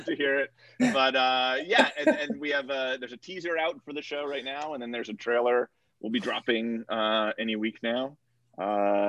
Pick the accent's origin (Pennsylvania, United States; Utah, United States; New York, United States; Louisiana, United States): New York, United States; Westchester; I'm from Westchester, so about like 40 minutes outside the city